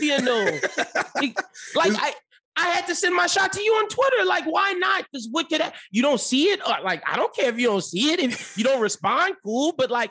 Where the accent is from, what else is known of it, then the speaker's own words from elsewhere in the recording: Lafayette, Louisiana, United States; I'm a 27-year-old young brother from Lafayette that hosts a show for ESPN.